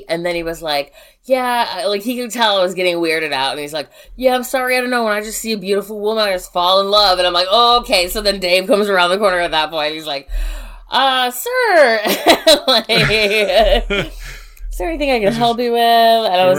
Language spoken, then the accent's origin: English; Chicago, Illinois, United States; we grew up in Chicago.